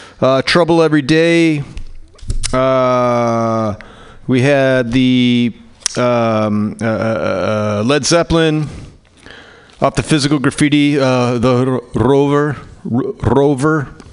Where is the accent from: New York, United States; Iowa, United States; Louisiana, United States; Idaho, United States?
Louisiana, United States; New Orleans; I am a songwriter from New Orleans, Louisiana.